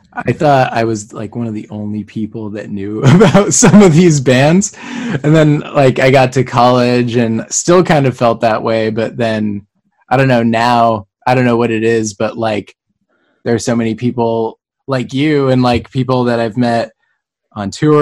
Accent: San Diego, California, United States; also born or lived in Los Angeles; I was born in San Diego, raised in San Diego

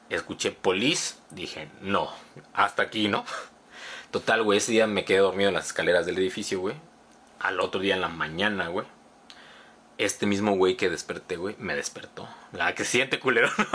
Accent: Cuernavaca, Morelos, Mexico; Yo soy el de Cuernavaca

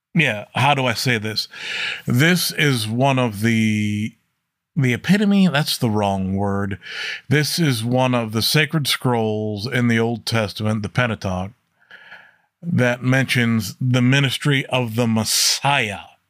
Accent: United States; I as an American

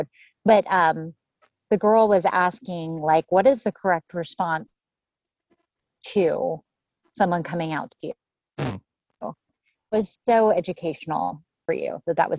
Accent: Dallas, Texas, United States; we grew up in Dallas, Texas area

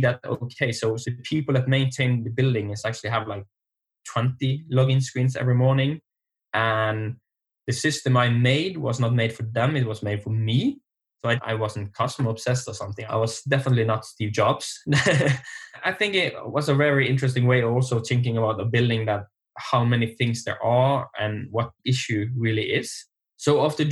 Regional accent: Norway; now in Bergen, Norway; I'm from Norway, and I'm in the west coast, so in Bergen.

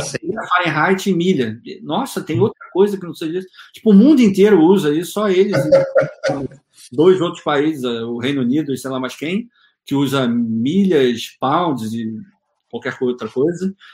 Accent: Rio de Janeiro, Brazil; moved away as an adult; now in United States; eu sou do Rio de Janeiro

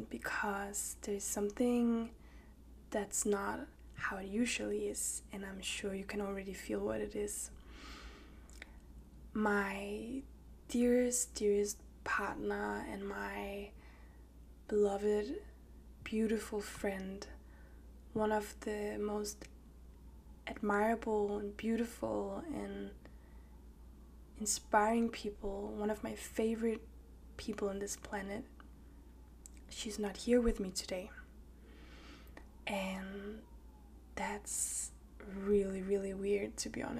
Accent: Copenhagen, Capital Region of Denmark, Denmark; also born or lived in Danish countryside; I grew up in Copenhagen, the capital of Denmark

